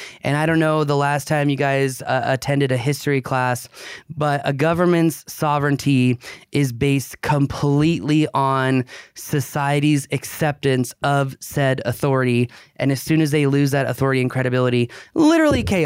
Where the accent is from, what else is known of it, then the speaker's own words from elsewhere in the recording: United States; I'm an American libertarian